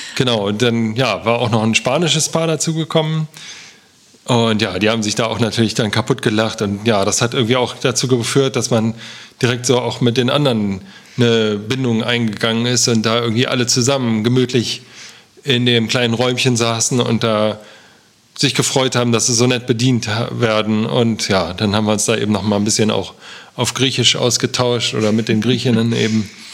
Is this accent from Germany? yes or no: yes; Germany; wir aus Deutschland kommen